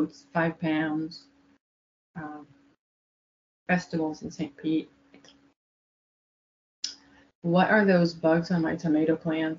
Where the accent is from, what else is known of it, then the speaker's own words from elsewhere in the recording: Israel; I'm from Israel.